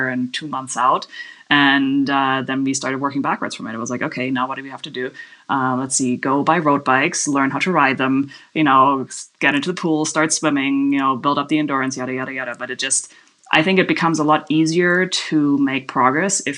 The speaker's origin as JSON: {"language": "English", "country": "Germany", "moved": "yes", "lives_now": "Kanab, United States", "said": "I'm from Germany originally"}